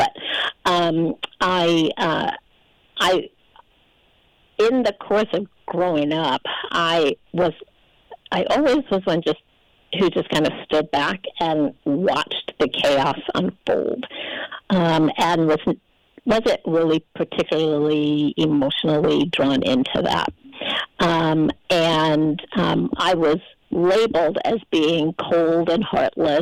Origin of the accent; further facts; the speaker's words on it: Charlotte, North Carolina, United States; I'm from Charlotte, North Carolina